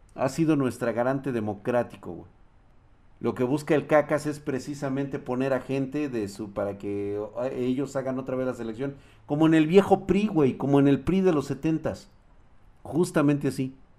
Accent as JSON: {"language": "Spanish", "country": "Mexico", "said": "como mexicanos"}